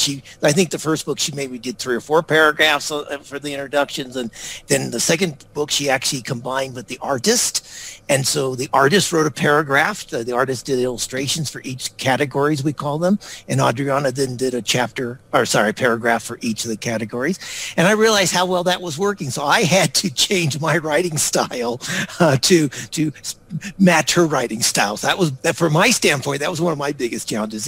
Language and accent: English; United States; moved away as an adult; also born or lived in Singapore / Victoria, Australia; I grew up in the United States